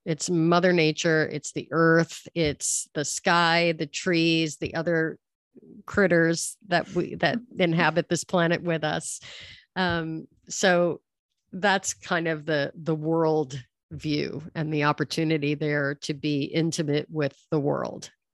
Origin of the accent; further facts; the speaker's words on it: New York, United States; moved away as an adult; now in Los Angeles, United States; I grew up in New York, and I've been living in Los Angeles for thirty years